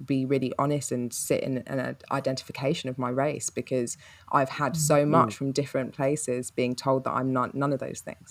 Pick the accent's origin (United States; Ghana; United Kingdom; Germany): United Kingdom; London; I was brought up in Peckham in London.